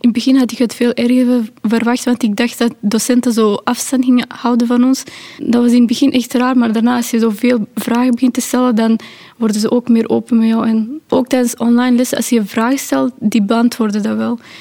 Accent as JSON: {"language": "Dutch", "country": "Pakistan", "moved": "yes", "lives_now": "Belgium", "said": "Ik ben ook niet geboren in België, ik ben van Pakistan"}